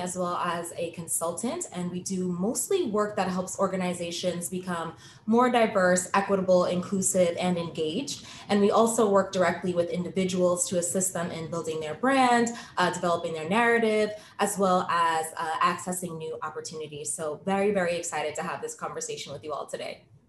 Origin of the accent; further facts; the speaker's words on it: New York, United States; moved away as an adult; now in Boston, United States; I am originally from New York, but moved to Boston to attend BU for law school.